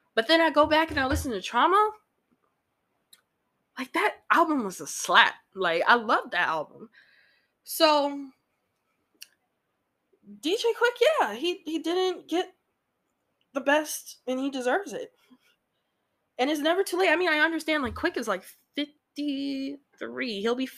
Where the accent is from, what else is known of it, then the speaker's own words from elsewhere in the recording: Midwest, United States; I know I'm from the Midwest, but West Coast is life for me.